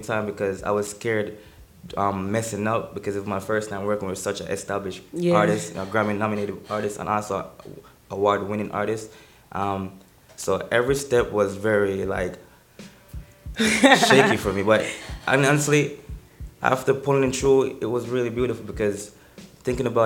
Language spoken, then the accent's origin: English; Jamaica; moved away as an adult; also born or lived in Boston; I'm originally from Jamaica.